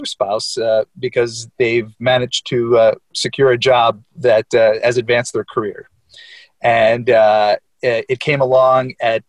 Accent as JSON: {"language": "English", "region": "East Coast", "country": "United States", "tie": "born or raised there", "also_born_or_lived": "Midwest", "moved": "as an adult", "lives_now": "Europe", "said": "I actually was born in Europe, but at a young age, immigrated to the United States. I grew up both in the Midwest, but mostly on the East Coast."}